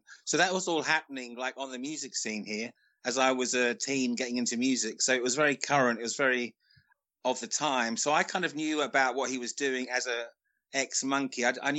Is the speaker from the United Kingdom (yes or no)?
yes; England, United Kingdom; Growing up in England, when I did, I was getting into music in the mid to late 70s.